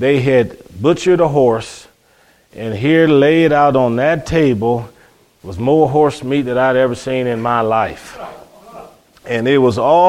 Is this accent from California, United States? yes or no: no; Cleveland, Ohio, United States; growing up in Cleveland, Ohio